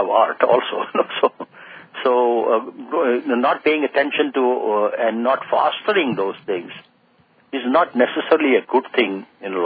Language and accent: English; India; now in United States; living and growing up in India